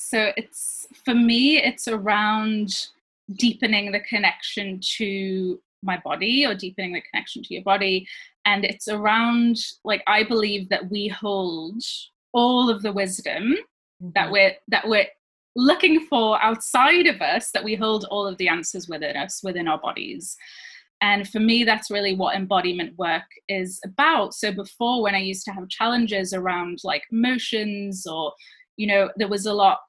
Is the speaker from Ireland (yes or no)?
no; France; moved away as an adult; also born or lived in Switzerland; now in United Kingdom; So I grew up in France and Switzerland as a child, like a teenager, and then I moved to the UK when I was 18, but my parents are from the UK.